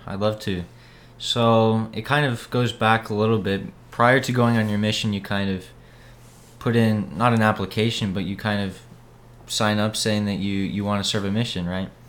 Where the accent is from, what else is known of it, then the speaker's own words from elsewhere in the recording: Boise, Idaho, United States; moved away as an adult; now in Texas, United States; I'm from Boise, Idaho